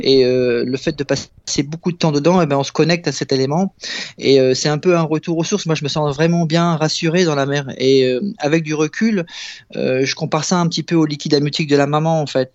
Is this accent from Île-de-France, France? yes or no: no; Abbeville, Hauts-de-France, France; je suis originaire d'Abbeville